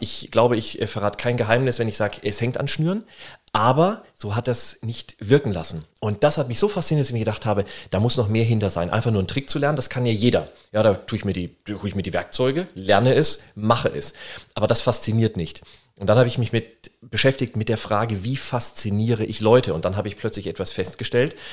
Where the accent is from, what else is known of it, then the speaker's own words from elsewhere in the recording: Würzburg, Bavaria, Germany; also born or lived in Berlin; ich komme aus Würzburg